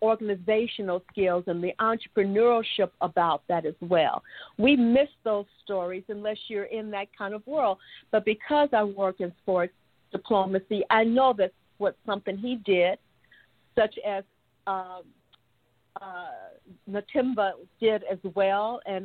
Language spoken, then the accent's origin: English; Chicago, Illinois, United States; my hometown of Chicago